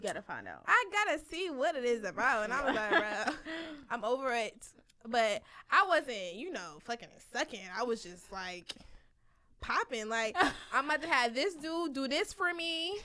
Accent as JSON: {"language": "English", "town": "Philadelphia", "region": "Pennsylvania", "country": "United States", "said": "I'm from Philly"}